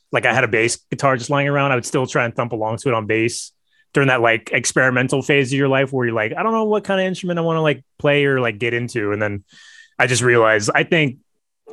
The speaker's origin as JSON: {"language": "English", "area": "East Bay", "region": "California", "country": "United States", "tie": "born or raised there", "said": "So I live in the San Francisco Bay Area. I grew up in the East Bay."}